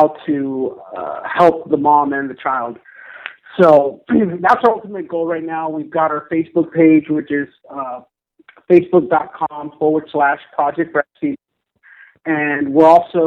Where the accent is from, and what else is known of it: Orange County, Southern California, United States; born or raised there; moved away